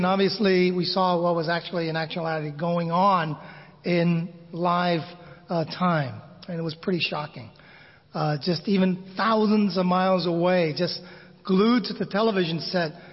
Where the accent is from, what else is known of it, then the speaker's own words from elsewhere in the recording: United States; moved away as an adult; also born or lived in Manila, Philippines; growing up in America